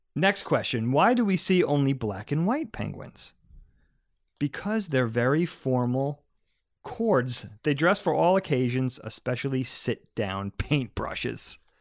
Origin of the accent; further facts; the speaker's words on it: East Coast, United States; we grew up on the East Coast